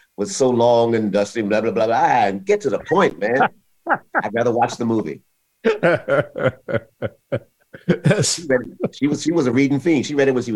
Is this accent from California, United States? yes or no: no; Philadelphia, Pennsylvania, United States; I grew up in Philadelphia